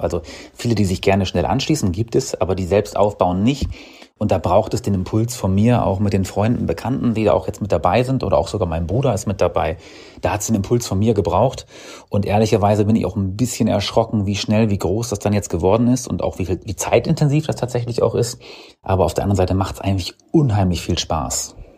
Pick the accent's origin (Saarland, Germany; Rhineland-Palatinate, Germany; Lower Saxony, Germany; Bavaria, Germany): Lower Saxony, Germany; ich bin gebürtiger Niedersachse ähm, oder aus Niedersachsen